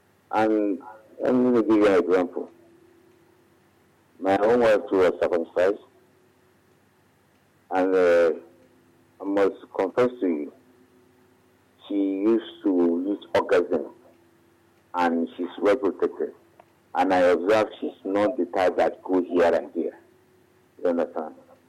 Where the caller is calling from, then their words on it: Alagbado, Lagos, Nigeria; I'm calling from Alagbadu.